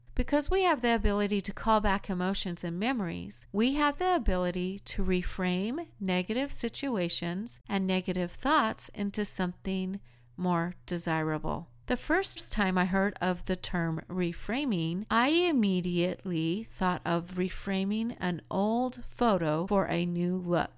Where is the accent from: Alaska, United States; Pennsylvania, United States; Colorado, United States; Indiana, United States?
Colorado, United States; moved away; also born or lived in Utah; I'm originally from Colorado